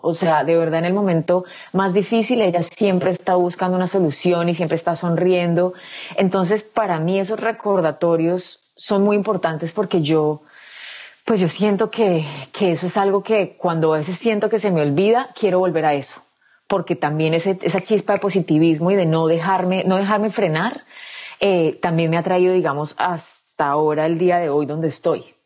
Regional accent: Medellín, Antioquia, Colombia; moved away as an adult; also born or lived in Bogotá; yo soy de Medellín, yo nací el 19 de diciembre del 86 en Medellín, viví en Medellín hasta los 19 años, cuando me mudé a Bogotá

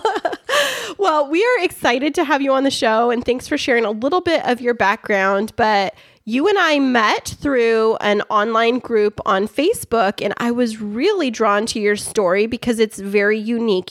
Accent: Central California, United States; I grew up in Central California in a Swedish town

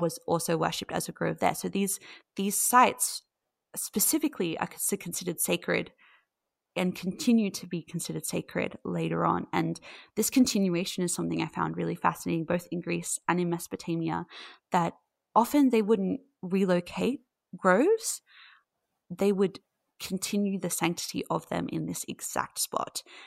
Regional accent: Australia; I'm from Australia

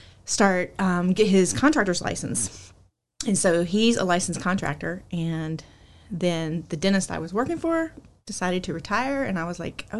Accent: Winston-Salem, North Carolina, United States; I did grow up right here in Triad in Winston-Salem area. I never lived anywhere other than here.

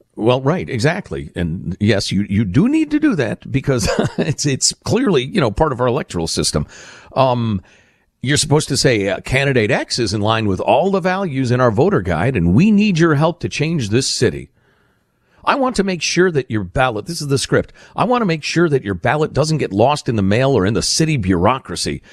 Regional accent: Chicago, Illinois, United States; moved away; the corruption I grew up with in Chicagoland

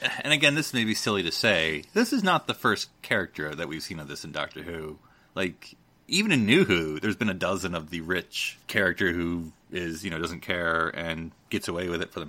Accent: United States; I was watching this episode as an American

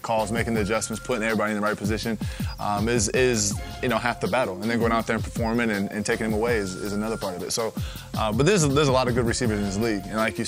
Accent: Ohio, United States; There was a few of them. I'm from Northwest Ohio. And, you know, some great football around there.

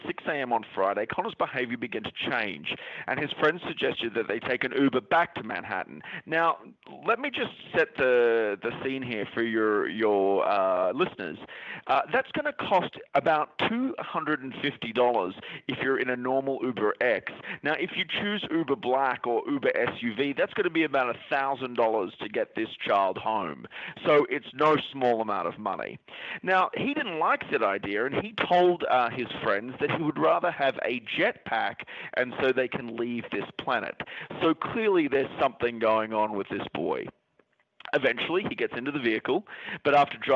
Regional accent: Australia; moved away; we go back to my home country of Australia

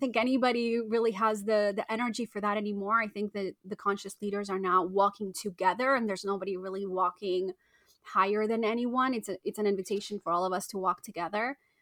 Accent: Argentina; I was born in Argentina

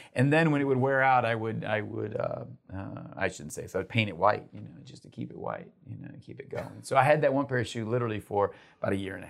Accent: Uruguay; English is a second language; Grew up in South America and Uruguay.

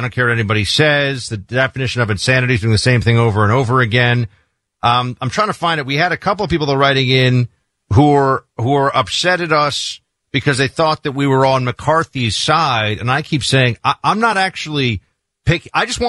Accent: New York City, New York, United States; moved away; I grew up in New York City.

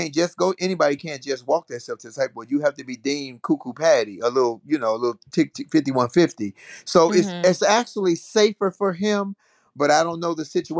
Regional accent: Chicago, Illinois, United States; I'm in Chicago, which is my hometown

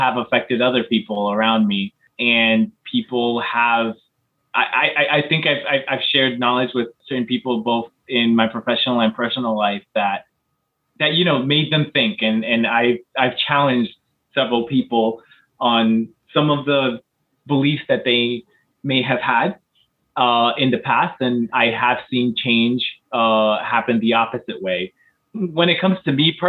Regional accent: United States; I grew up in the United States and went through public

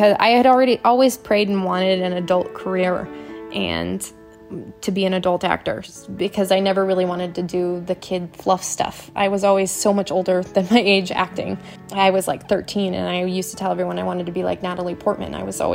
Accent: Michigan, United States; moved away; also born or lived in Arizona; I am originally from Michigan

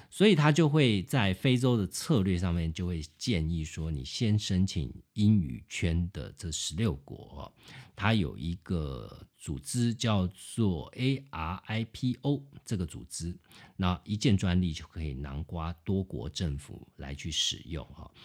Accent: Taiwan; 我们台湾人

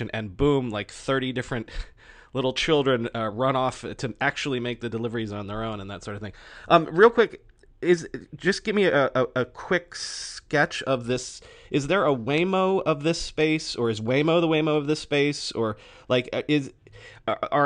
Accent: Florida, United States; also born or lived in Dumbo, Brooklyn, New York; now in New York, United States; I grew up in Florida

